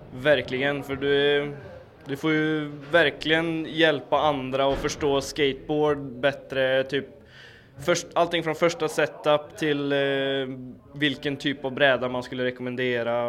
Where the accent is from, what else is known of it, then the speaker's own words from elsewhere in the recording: Karlstad, Värmland, Sweden; now in Skoghall, Sweden; jag kommer från Karlstad, fast eh, jag bor på Skoghall.